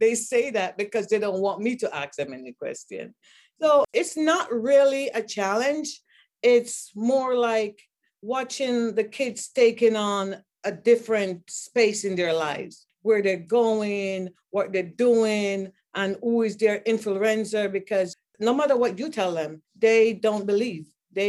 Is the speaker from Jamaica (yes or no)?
yes; Jamaica; Mind you, I'm from Jamaica.